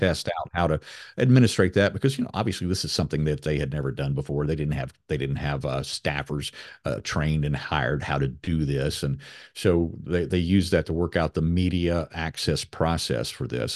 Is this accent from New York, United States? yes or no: no; Raleigh, North Carolina, United States; my hometown of Raleigh, North Carolina, where I'm sitting right now